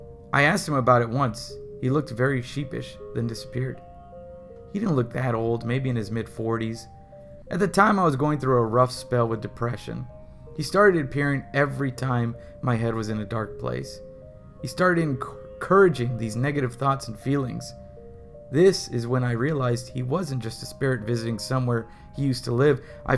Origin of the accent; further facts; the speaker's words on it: South West England, United Kingdom; I'm 21 and I'm from Devon in the UK. When I was 14, my family moved into a house that was called the Old Mill.